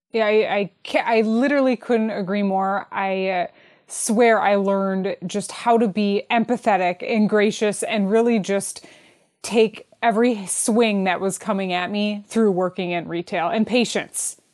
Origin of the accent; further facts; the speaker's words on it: Detroit, Michigan, United States; I'm from Detroit